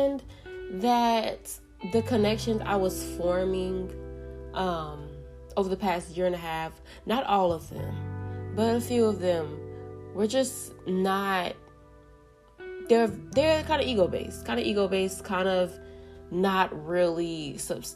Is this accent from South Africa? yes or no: no; Jamaica; I'm Jamaican